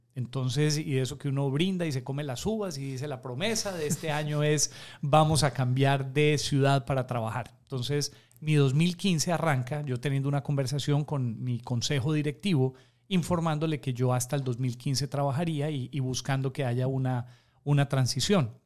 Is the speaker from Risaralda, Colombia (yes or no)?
yes; Pereira, Risaralda, Colombia; moved away as an adult; also born or lived in Atlanta, United States; now in Guayaquil, Ecuador; la ciudad de donde yo soy, eh, que se llama Pereira en Colombia